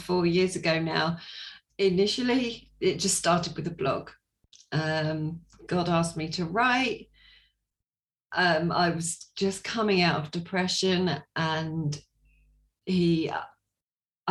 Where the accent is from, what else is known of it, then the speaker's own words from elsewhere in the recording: Sussex, South East England, United Kingdom; I am from Sussex in England. I was born in Sussex. I'm still in Sussex.